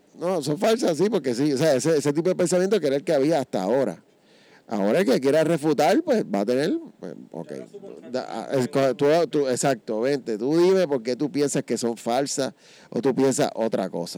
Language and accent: Spanish; San Juan, Puerto Rico; soy nacido y criado en Río Piedra.